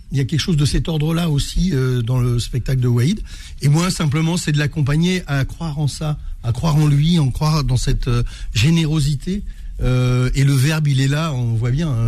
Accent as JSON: {"language": "French", "town": "Trappes", "region": "Île-de-France", "country": "France", "said": "Je suis issu de Trappes"}